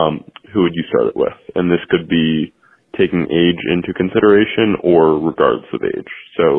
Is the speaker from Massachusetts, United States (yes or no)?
yes; Boston, Massachusetts, United States; I'm from Boston, Massachusetts.